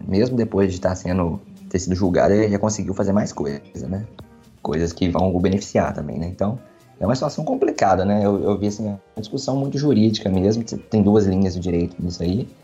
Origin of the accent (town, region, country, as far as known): Brazil